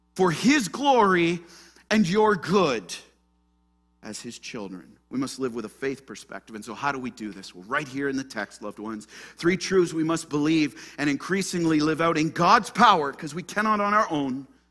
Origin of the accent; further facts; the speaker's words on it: Ottawa, Ontario, Canada; I'm just from Ottawa, Ontario, Canada